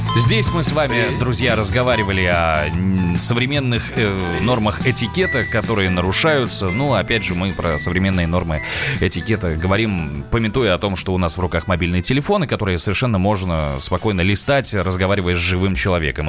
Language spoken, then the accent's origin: Russian; Nizhny Novgorod, Nizhny Novgorod Oblast, Russia; now in Moscow, Russia; я из Нижнего Новгорода